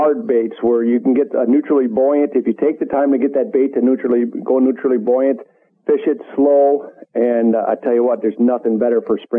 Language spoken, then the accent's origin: English; Minnesota, United States; I grew up in Minnesota where walleyes are king.